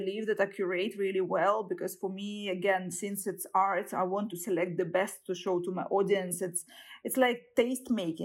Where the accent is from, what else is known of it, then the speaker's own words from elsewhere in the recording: Saint Petersburg, Russia; I was born in St. Petersburg and raised, and I graduated from university there